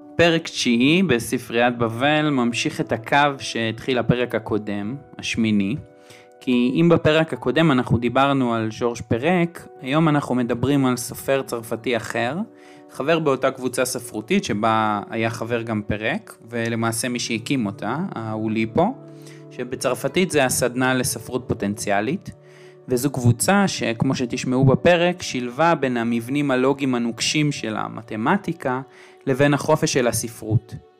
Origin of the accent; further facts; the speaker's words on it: Jerusalem, Jerusalem District, Israel; אני ירושלמי